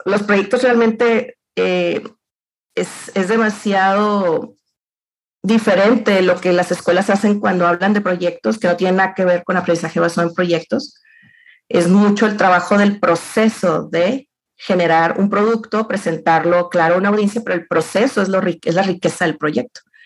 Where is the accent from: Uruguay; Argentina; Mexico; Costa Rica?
Mexico; Los Mochis, Sinaloa; moved away as an adult; now in Saltillo, Mexico; yo, soy de los Mochis Sinaloa